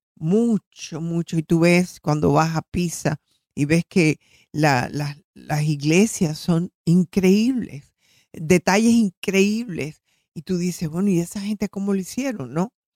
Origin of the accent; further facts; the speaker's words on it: Florida, United States; soy de la Florida